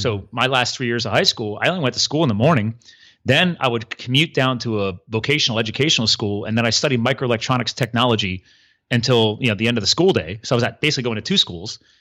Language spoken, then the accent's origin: English; East Coast, United States; I grew up here on the East Coast